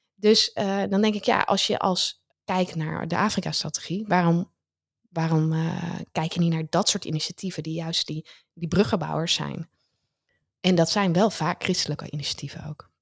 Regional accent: Netherlands; ons als Nederlanders

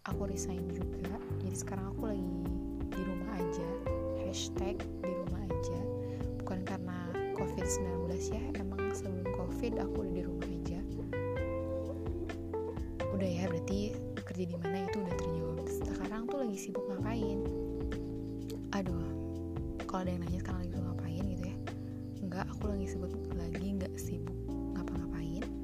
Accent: Sukabumi, West Java, Indonesia; Aku berasal dari kota Sukabumi.

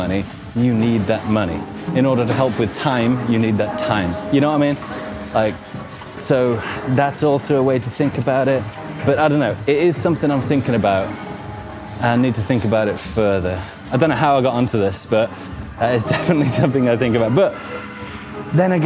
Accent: Newport, West Midlands, United Kingdom; moved away as an adult; also born or lived in Nottingham / Coventry / Australia; Newport, actually, and it's next to kind of half an hour from Wolverhampton

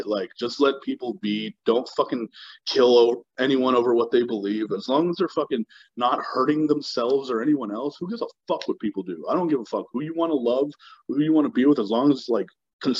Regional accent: Texas, United States; I grew up in Texas, and, like, so let's say, like, my fourth grade year is the first year I was in Texas.

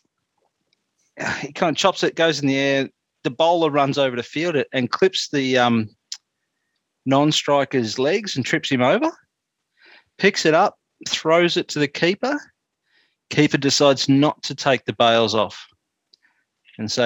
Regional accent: Australia; being an Australian

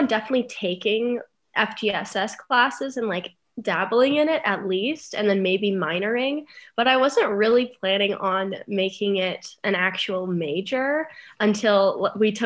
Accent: Seattle, Washington, United States; I'm from Seattle, Washington.

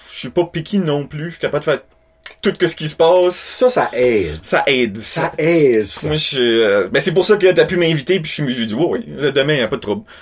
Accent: Beresford, New Brunswick, Canada; first language French; also born or lived in Moncton / Shippagan; Je viens de Beresford, justement.

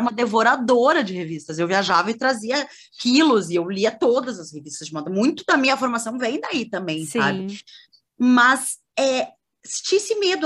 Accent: Porto Alegre, Rio Grande do Sul, Brazil; also born or lived in Cruz Alta; Eu sou sou gaúcha, sou de, de Cruz Alta, que é uma cidade do interior do Rio Grande do Sul. Uhum. Minha família toda é de lá, mas é, eu na, quando eu nasci, os meus pais já moravam em Porto Alegre

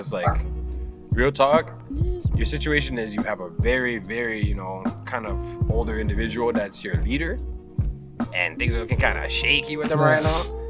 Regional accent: Canada; but I'm Canadian.

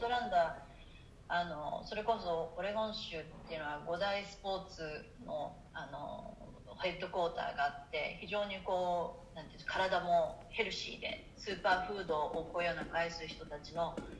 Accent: Tokyo, Japan; moved away as an adult; also born or lived in Chiba; now in Portland, United States; 東京で生まれていて杉並で生まれてる

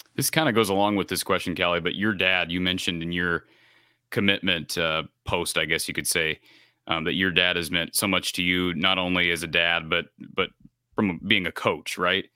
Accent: central Iowa, United States; growing up in central Iowa

